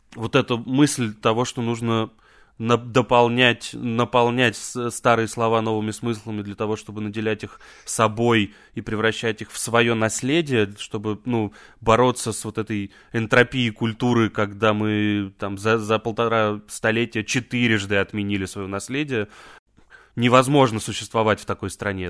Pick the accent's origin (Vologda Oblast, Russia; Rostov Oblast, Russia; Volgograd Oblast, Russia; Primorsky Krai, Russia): Volgograd Oblast, Russia; Volzhsky; moved away as an adult; also born or lived in Saint Petersburg; now in Moscow, Russia; я из Волжского, это под Волгоградом.